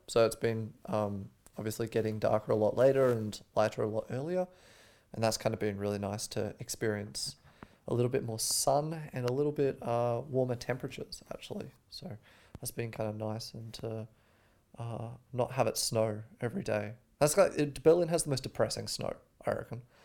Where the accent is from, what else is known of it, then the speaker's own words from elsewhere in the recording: Australia; moved away; I'm from Australia